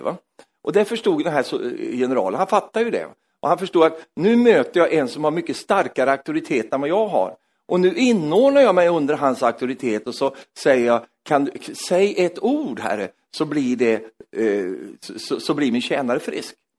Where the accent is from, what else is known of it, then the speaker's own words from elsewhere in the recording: Sweden; jag är svensk